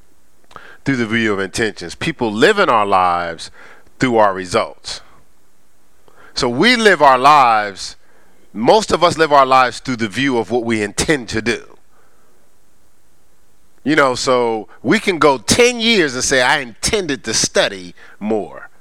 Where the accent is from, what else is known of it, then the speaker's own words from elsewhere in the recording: Newark, New Jersey, United States; I was raised in Newark, New Jersey, on the streets of Newark